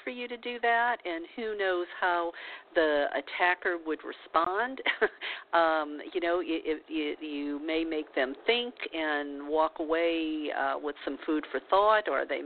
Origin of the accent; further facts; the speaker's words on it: the South, United States; I was brought up in the South